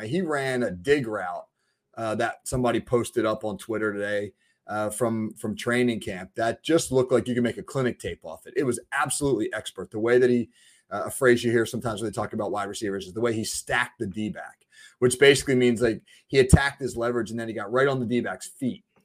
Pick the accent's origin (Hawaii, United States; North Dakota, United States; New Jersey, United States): New Jersey, United States; I'm from New Jersey